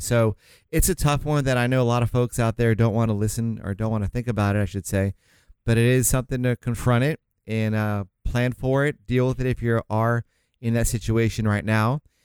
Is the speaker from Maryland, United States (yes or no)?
no; St. Augustine, Florida, United States; now in California, United States; I'm from Saint Augustine, Florida